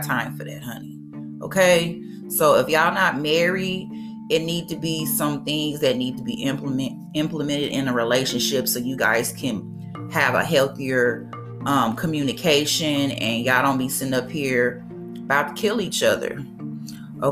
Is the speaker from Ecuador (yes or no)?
no; Mississippi, United States; my home state of Mississippi